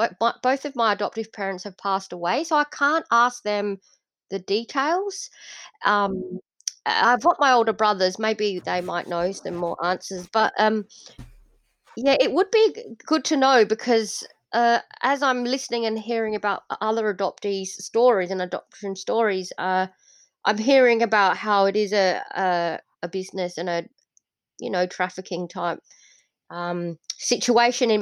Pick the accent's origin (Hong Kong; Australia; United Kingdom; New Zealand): Australia; Adelaide, South Australia; also born or lived in Indonesia; I was born in Indonesia, and I was adopted as a six-month-old baby. And now I live in Adelaide, South Australia, in Australia, and I've lived here for the last 38 years. So I haven't lived anywhere else yet.